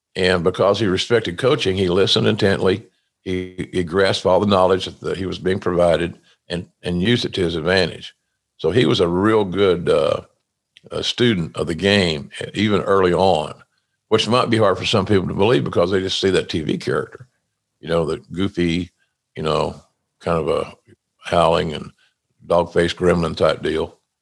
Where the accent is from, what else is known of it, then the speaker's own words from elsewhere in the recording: Oklahoma, United States; now in Jacksonville Beach, United States; my home state of Oklahoma